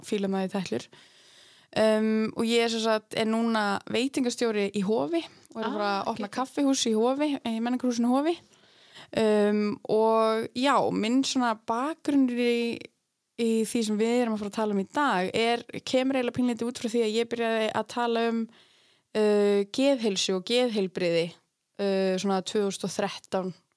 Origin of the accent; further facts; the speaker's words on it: Akureyri, Northeastern Region, Iceland; moved away as an adult; also born or lived in Reykjavík; ég fætt upp alveg hérna á Akureyri og er nýflutt aftur til Akureyrar eftir að hafa verið, uh, hvað, 8 ár í Reykjavík